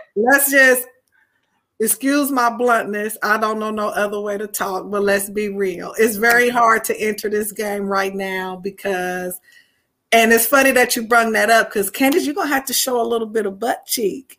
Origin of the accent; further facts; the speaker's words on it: Anderson, Indiana, United States; I am from Indiana, specifically Anderson, Indiana